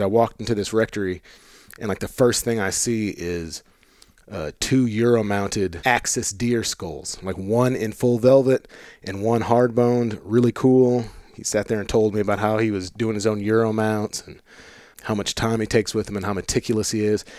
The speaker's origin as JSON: {"language": "English", "town": "St. Louis", "region": "Missouri", "country": "United States", "tie": "born or raised there", "said": "I grew up in Saint Louis"}